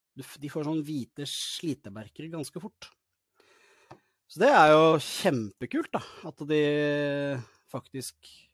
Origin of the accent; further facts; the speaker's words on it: Norway; also born or lived in Larvik; Jeg blir nesten litt stolt som nordmann